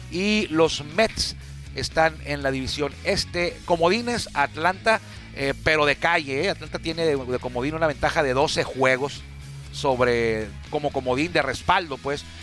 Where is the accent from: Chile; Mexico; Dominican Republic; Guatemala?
Mexico; Tijuana, Baja California; Esta serie atractiva para la gente que somos de aquí de Tijuana o vivimos aquí en Tijuana, en la zona.